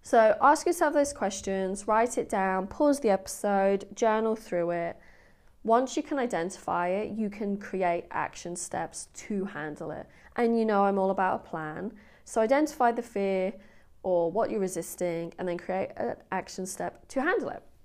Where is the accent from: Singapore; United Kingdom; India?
United Kingdom; England; I'm English